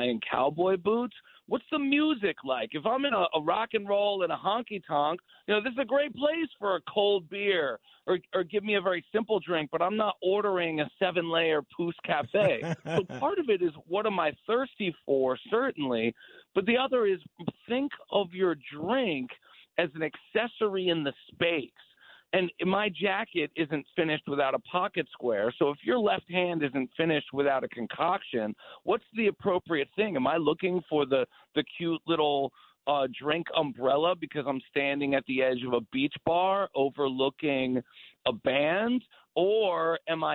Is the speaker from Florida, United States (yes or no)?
no; Paterson, New Jersey, United States; moved away; I'm from Jersey. I was born in Patterson.